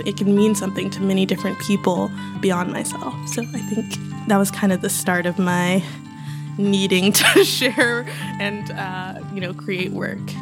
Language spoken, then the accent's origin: English; Houston, Texas, United States; I was born and raised there.